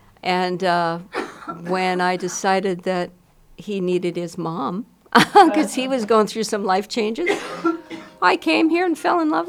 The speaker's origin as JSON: {"language": "English", "town": "Milwaukee", "region": "Wisconsin", "country": "United States", "tie": "born or raised there", "said": "I grew up in Milwaukee. Well, if I've grown up, I'm not sure I've done that yet."}